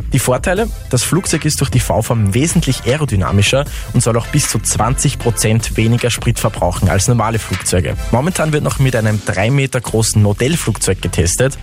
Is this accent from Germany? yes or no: no; Austria; bei uns in Österreich